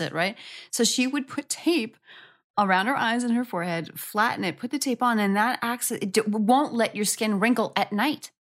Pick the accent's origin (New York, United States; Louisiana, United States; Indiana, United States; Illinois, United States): New York, United States; moved away; I'm from New York. and my good girlfriend from high school back in New York